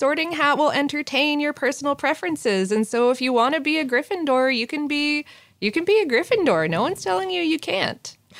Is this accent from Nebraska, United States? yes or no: yes; Omaha, Nebraska, United States; now in Lincoln, United States; I am from Omaha, which is a larger city, and was both confused and appalled by the cinnamon roll and chili combo when I moved to Lincoln.